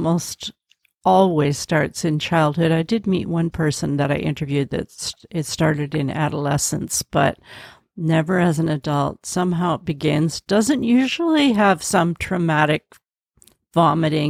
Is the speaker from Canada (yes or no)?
yes; Canada; also born or lived in Vancouver, Canada; I'm Canadian